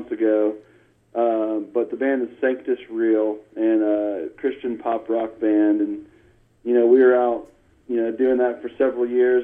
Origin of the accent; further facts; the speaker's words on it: California, United States; moved away as an adult; now in Nashville, United States; I grew up out in California